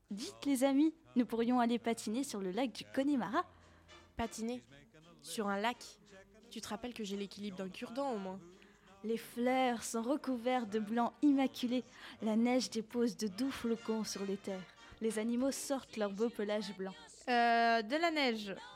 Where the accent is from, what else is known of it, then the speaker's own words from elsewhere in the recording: France; chez nous en France